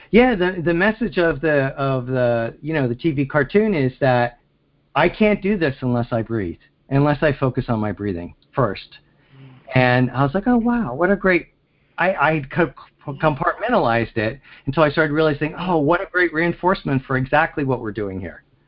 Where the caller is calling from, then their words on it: Pennsylvania, United States; I'm calling from Pennsylvania